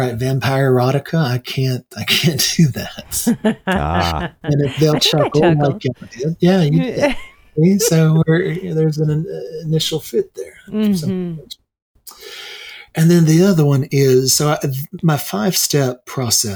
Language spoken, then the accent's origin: English; United States; I'm an American too